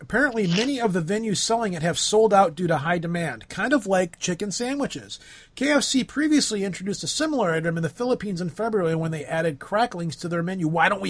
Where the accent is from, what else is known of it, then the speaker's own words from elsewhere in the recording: United States; because I'm American.